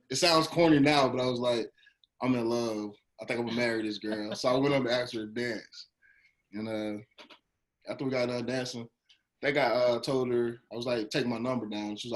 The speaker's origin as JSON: {"language": "English", "town": "Dublin", "region": "Georgia", "country": "United States", "said": "I'm from Dublin. It's like near"}